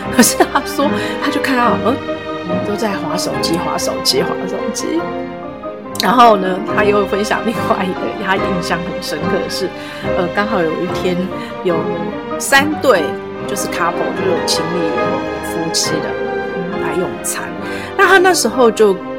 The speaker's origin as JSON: {"language": "Chinese", "country": "Taiwan", "said": "我们就是台湾这边的"}